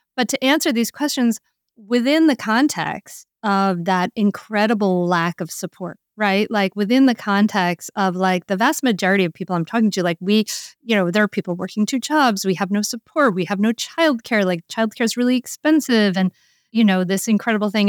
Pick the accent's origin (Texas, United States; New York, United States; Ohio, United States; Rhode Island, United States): Rhode Island, United States; I grew up on Rhode Island